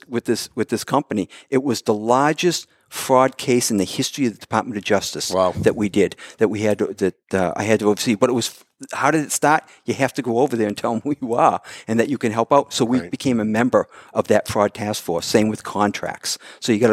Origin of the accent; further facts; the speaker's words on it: Mansfield, Massachusetts, United States; moved away as an adult; also born or lived in Brooklyn, New York; I'm in Mansfield. I'm growing up in Mansfield